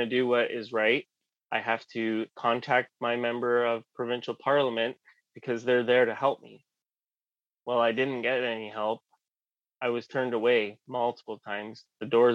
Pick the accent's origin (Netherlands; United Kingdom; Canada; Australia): Canada; Clarington, Ontario; also born or lived in Oshawa, Ontario; I was born in Oshawa. Lived most of my life in Clarington, just north of Bowmanville